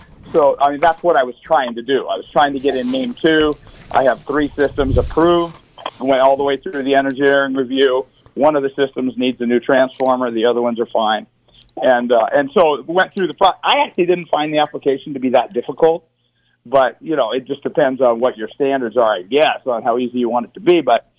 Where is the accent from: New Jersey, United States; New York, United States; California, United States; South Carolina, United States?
California, United States; I grew up in California.